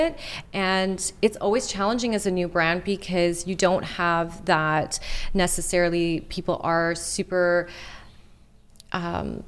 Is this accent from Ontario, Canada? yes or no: no; Montreal, Quebec, Canada; people that I grew up with in Montreal